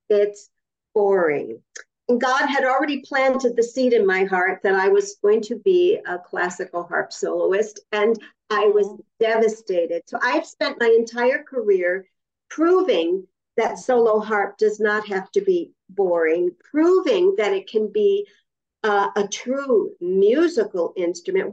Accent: Rochester, New York, United States; also born or lived in Vancouver; now in New York, United States; I was born upstate New York. I was born okay. in Rochester, New York

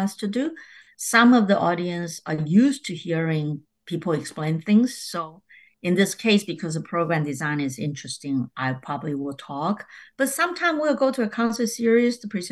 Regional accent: Taiwan; now in New York, United States; I'm from Taiwan

